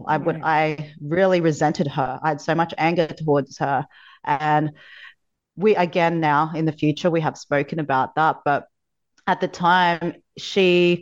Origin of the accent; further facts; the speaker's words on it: Philippines; I was born in the Philippines in poverty, so third world country. In my teens, I found myself living in the streets